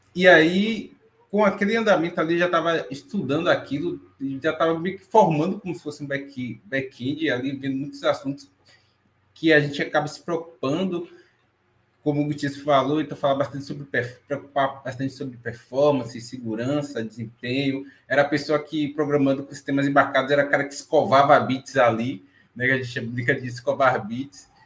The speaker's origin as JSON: {"language": "Portuguese", "region": "Bahia", "country": "Brazil", "tie": "born or raised there", "said": "sou natural de Salvador, estou falando aqui da Bahia também, mas baiano, mas não sou soteropolitano"}